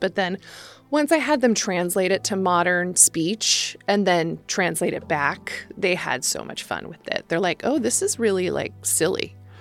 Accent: Placerville, California, United States; born or raised there; also born or lived in San Francisco, California

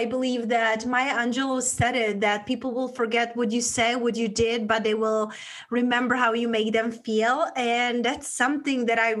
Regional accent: Czechia; accent: Czech; English is a second language; moved away; I grew up in a small town back in Europe, in Czech Republic, hence that's where my accent from

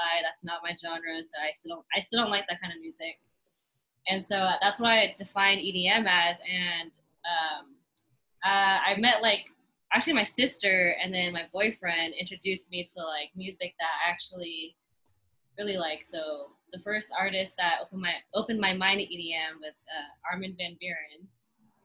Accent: the Bay Area, California, United States; growing up in the Bay, like, you're surrounded by hip-hop, rap, like, rock

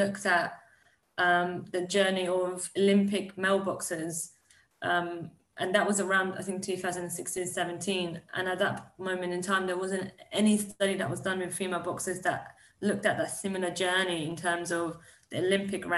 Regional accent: Iran; I was born in Iran

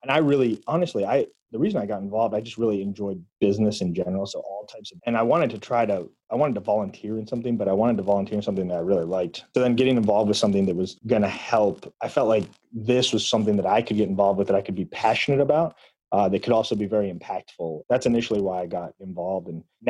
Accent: Greensboro, North Carolina, United States; also born or lived in Chicago / Indiana / Atlanta; I was born in Chicago, grew up in Greensboro, left to go to college in Indiana, then lived in Chicago for a little bit, and then Atlanta, and then ended up coming back here about 6 years ago now.

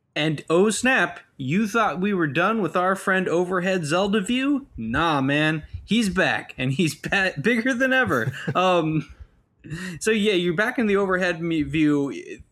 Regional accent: United States; I'm an American

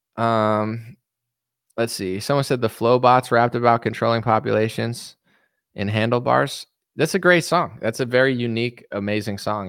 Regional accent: United States; I'm an American man

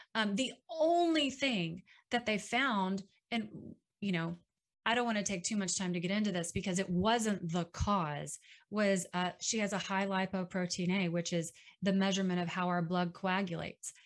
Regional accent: Dallas, Texas, United States; now in Waco, United States; up in Dallas. Uh, fortunately, that's my hometown, so my family was there

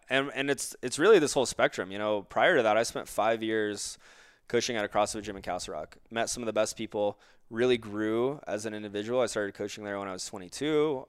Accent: Florida, United States; I grew up in Florida

